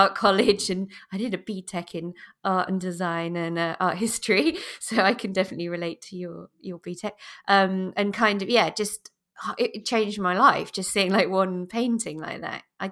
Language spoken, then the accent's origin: English; Lincolnshire, East Midlands, United Kingdom; I grew up in Lincolnshire, so not that far away from Leicester